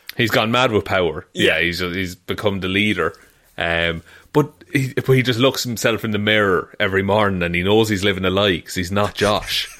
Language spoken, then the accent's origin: English; Ireland